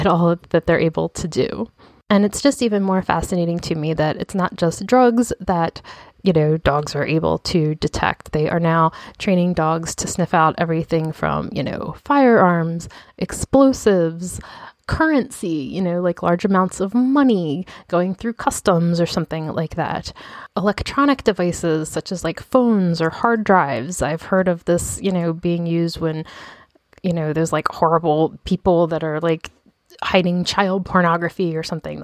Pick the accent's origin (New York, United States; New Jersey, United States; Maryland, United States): Maryland, United States; Baltimore; born here in my hometown of Baltimore